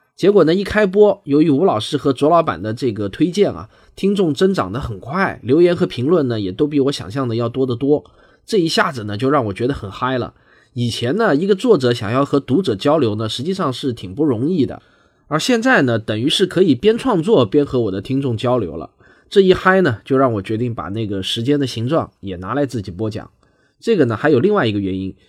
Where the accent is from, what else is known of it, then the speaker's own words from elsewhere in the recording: southern China, China; accent: southern; 还挺多人喜欢我的南方口音的，觉得呢听着挺亲切。